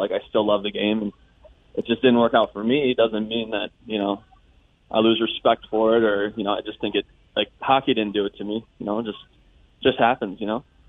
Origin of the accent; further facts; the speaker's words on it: United States; moved away; being an American born